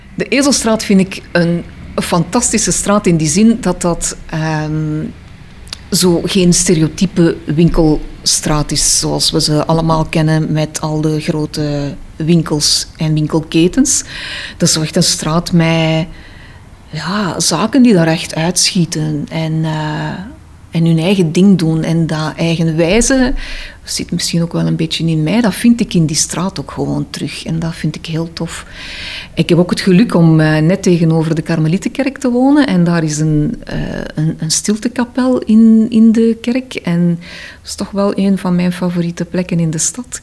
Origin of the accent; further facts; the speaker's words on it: Antwerp, Flanders, Belgium; moved away as an adult; now in Bruges, Belgium; Aan mijn accent te horen is dat duidelijk dat ik niet van uh, Brugge ben. Afkomstig of niet van West-Vlaanderen. Ik ben eh, een inwijkeling. Ik kom uit Antwerpen.